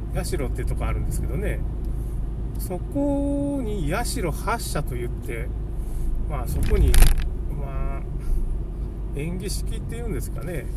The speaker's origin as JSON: {"language": "Japanese", "region": "Okayama", "country": "Japan", "tie": "born or raised there", "said": "僕の地元では、まあ、大家族の湯って岡山県ね。岡山市というか、大家族の湯みたいな、そういうスーパー銭湯がありまして"}